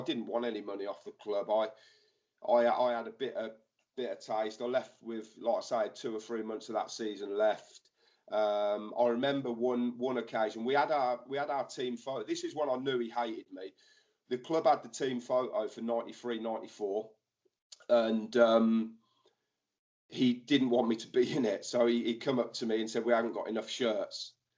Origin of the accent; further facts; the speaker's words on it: Northampton, East Midlands, United Kingdom; I grew up in Kingsthorpe. I went to Kingsthorpe Upper School